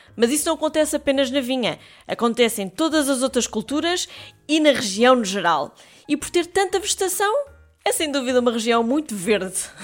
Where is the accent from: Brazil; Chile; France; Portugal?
Portugal